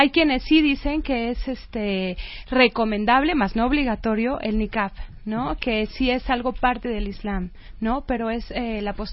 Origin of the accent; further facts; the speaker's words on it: Mexico; soy una musulmana como cualquier otra persona que vive de la misma manera, soy una mexicana